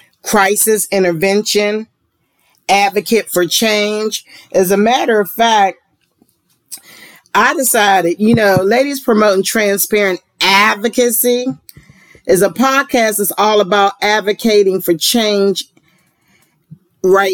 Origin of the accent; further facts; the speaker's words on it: Pittsburgh, Pennsylvania, United States; now in Georgia, United States; I'm from Pennsylvania and Pittsburgh